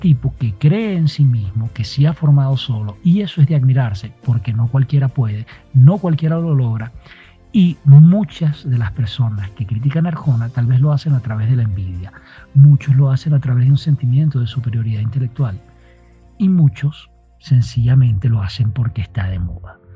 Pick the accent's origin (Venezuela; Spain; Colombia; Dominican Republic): Venezuela; Maracay, Aragua; now in Quito, Ecuador; Soy de Venezuela, nacido en Maracay. Actualmente estoy viviendo en Quito, Ecuador.